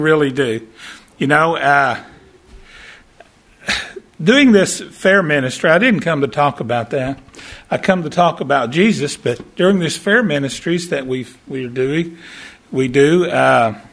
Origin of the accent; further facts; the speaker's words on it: Texarkana, United States; My wife and I, we're from Texarkana, and we do fair ministries